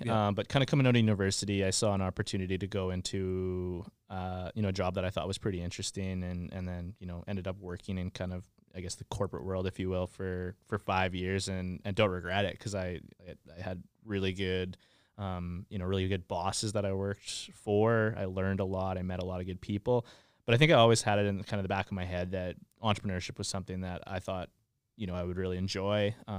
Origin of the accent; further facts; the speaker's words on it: Moose Jaw, Saskatchewan, Canada; Yeah, so I'm from Saskatchewan. I grew up in Moose Jaw.